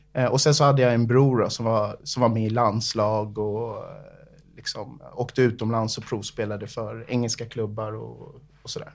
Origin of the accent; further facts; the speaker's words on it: Segeltorp, Stockholm County, Sweden; also born or lived in Bahamas; uppvuxen i Segeltorp, ett, eh, litet område, eh, strax utanför, eh, inre delen av Stockholm, det är en förort till, till Stockholm.